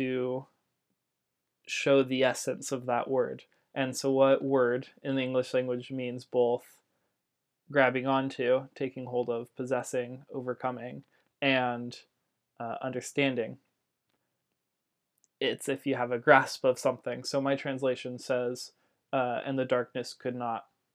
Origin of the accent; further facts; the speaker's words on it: Central California, United States; I grew up in Central California